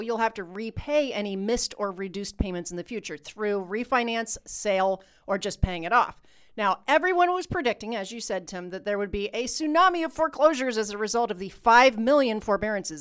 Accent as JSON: {"language": "English", "country": "United States", "said": "we're American"}